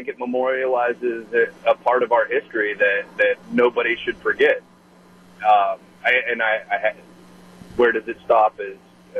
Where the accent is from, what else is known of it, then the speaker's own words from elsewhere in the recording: West Virginia, United States; now in Milwaukee, United States; I'm from a rural town in West Virginia where a general, Confederate general, Stonewall Jackson is from.